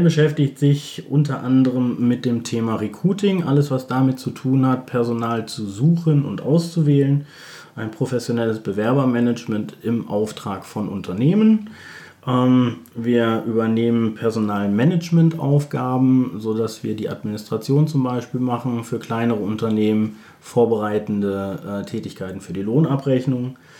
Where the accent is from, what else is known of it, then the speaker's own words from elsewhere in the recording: Bielefeld, North Rhine-Westphalia, Germany; Ich komme aus Bielefeld